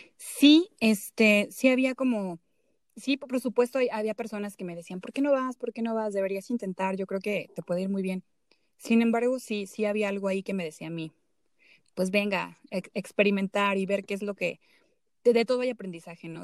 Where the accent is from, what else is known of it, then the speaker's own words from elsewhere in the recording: Zacatecas, Mexico; hubo un, beneficio que se dio a artistas zacatecanos. Eh, bueno, se abrió una convocatoria y afortunadamente otro chico de, de mi pueblo y yo fuimos beneficiados